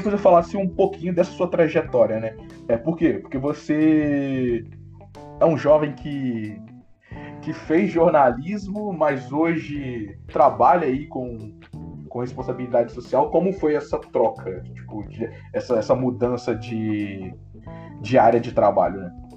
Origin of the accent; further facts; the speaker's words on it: Guarani, Brazil; sou de Guarani